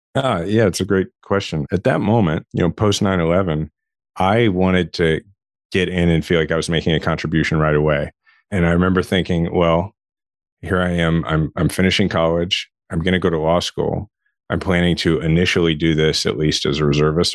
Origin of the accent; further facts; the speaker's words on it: Shawnee, Kansas, United States; I grew up in Shawnee, Kansas, which is it's a suburb of Kansas City